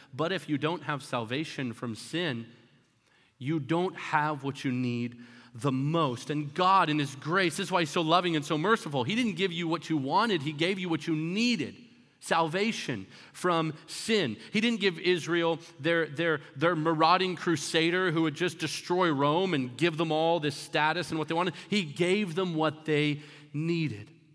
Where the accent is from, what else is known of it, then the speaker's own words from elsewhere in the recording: Canada; also born or lived in Florida, United States; now in United States; I grew up in Canada and I came over to America.